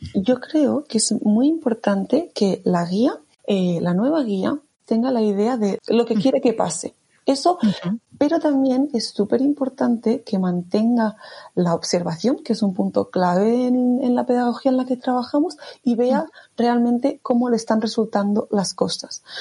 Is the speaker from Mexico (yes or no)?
no; Barcelona, Catalonia, Spain; soy de Barcelona.